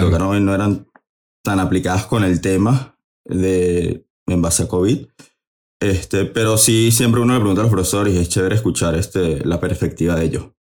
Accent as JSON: {"language": "Spanish", "town": "Caracas", "region": "Capital District", "country": "Venezuela", "moved": "yes", "lives_now": "United States", "said": "soy de Caracas, Venezuela"}